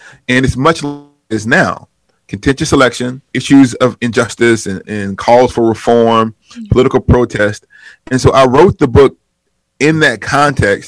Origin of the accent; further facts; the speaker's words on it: Huntsville, Alabama, United States; now in Wheaton, Illinois, United States; in Huntsville, my hometown growing up